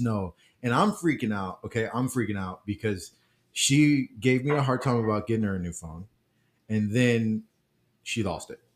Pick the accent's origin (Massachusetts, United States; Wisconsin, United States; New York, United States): Wisconsin, United States; Milwaukee; moved away; Milwaukee, Wisconsin